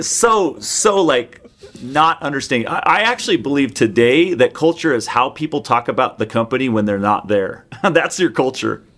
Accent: Seattle, Washington, United States; I grew up in the Seattle area

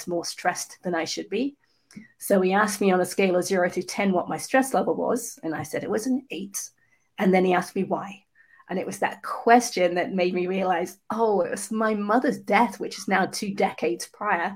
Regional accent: England, United Kingdom; I was actually conceived in New Zealand and then born in England.

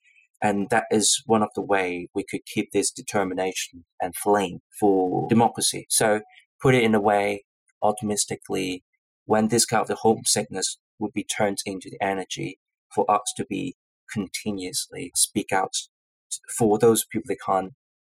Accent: Hong Kong; born or raised there; moved away as an adult; now in United Kingdom

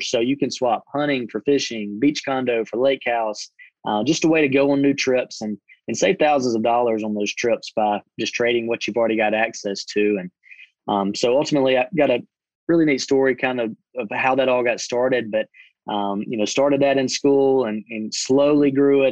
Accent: Butler, Alabama, United States; I grew up in Butler, Alabama, small little town

